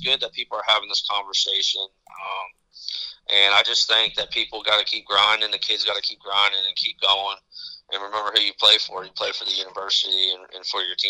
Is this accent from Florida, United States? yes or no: yes; Florida, United States; moved away; I'm back in Florida now living, and I'm from Florida